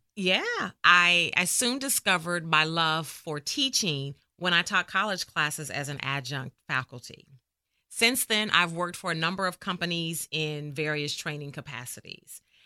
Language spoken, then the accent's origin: English; Indianapolis, Indiana, United States; moved away as an adult; now in McKinney, United States; I am born and raised in Indianapolis, Indiana, but I got to Texas as soon as I could